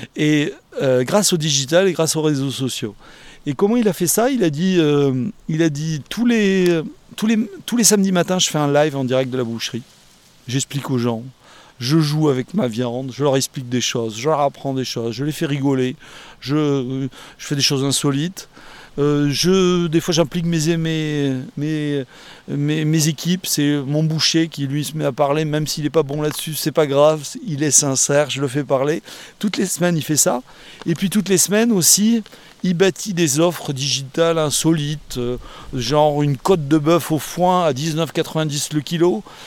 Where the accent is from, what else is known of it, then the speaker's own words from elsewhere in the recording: Bordeaux, Nouvelle-Aquitaine, France; Je suis de Bordeaux